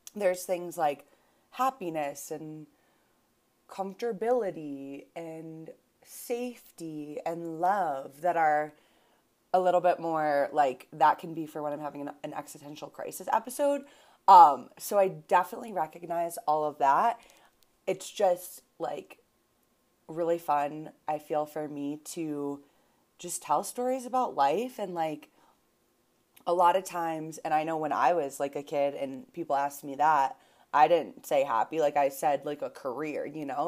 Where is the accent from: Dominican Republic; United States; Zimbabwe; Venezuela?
United States; Buffalo, New York; also born or lived in Boston; now in Denver, United States; I grew up in Buffalo, New York